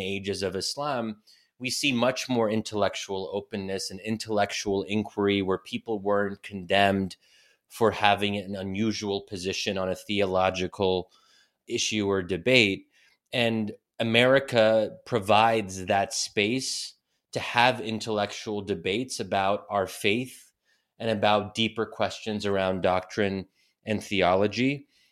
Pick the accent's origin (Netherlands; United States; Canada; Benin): United States; if I had been born and raised in Egypt instead of the U S